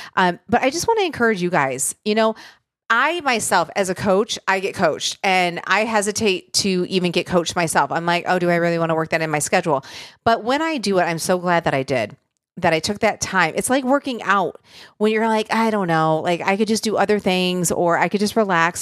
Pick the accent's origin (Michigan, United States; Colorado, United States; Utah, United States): Michigan, United States; moved away; where I grew up in Michigan